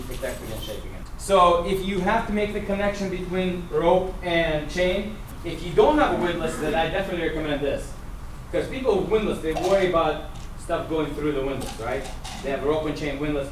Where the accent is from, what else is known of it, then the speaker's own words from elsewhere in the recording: Russia; moved away; I'm a Russian. I'm a Russian Jew.